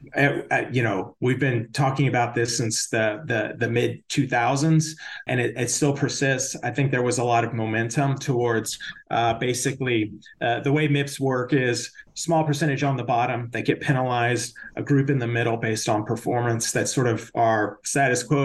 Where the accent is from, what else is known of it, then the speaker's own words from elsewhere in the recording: Austin, Texas, United States; moved away; I grew up in Austin